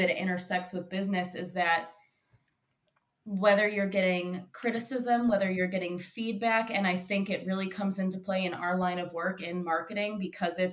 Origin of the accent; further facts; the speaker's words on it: Royal Oak, Michigan, United States; I was born and raised in Royal Oak